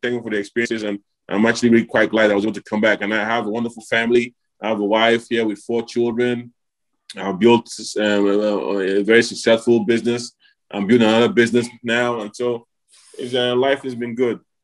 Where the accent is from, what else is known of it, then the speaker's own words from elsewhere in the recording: Nigeria; moved away; I came back to Nigeria at that time, did a camp in my home in my hometown